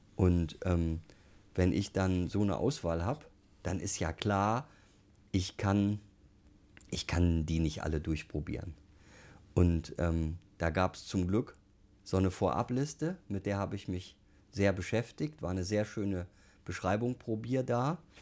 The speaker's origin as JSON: {"language": "German", "town": "Duisburg", "region": "North Rhine-Westphalia", "country": "Germany", "tie": "born or raised there", "moved": "yes", "lives_now": "Munich, Germany", "said": "ich komme aus dem Ruhrgebiet, bin Duisburger und meine Eltern haben halt eine Kneipe gehabt"}